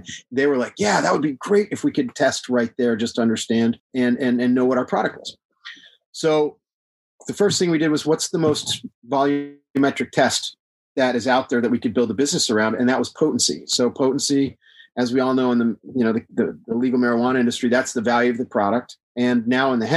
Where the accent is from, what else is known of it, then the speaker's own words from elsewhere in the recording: Texas, United States; I live in Texas. I'm from Texas